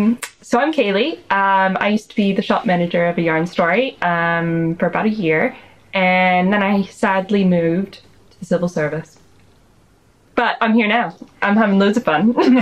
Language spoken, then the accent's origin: English; Rhode Island, United States; moved away as an adult; also born or lived in Arizona / Sheffield; now in Bath, United Kingdom; I grew up in Rhode Island.